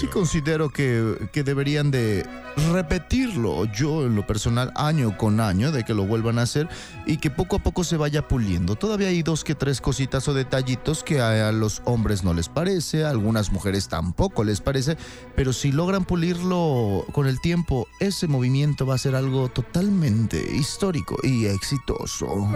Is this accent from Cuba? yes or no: no; Mexico; como mexicanos